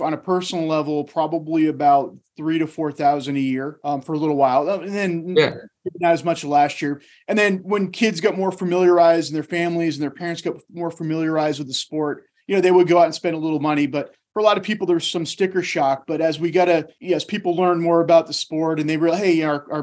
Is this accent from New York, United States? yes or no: no; D.C., District of Columbia, United States; moved away; I grew up outside of Washington, D.C.